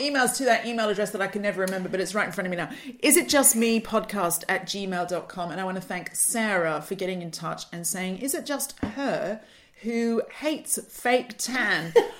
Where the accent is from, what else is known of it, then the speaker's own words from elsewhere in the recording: Sydney, New South Wales, Australia; growing up in Sydney